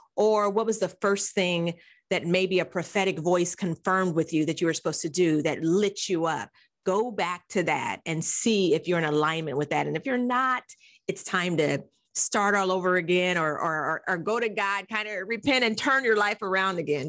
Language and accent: English; Nebraska, United States; I grew up in Nebraska